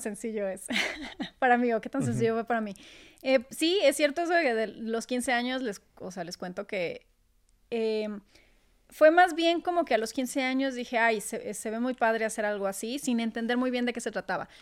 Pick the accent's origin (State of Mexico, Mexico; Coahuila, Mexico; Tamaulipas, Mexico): Coahuila, Mexico; Torreón; moved away as an adult; now in Mexico City, Mexico; tener que mudarme para acá, yo siendo de Torreón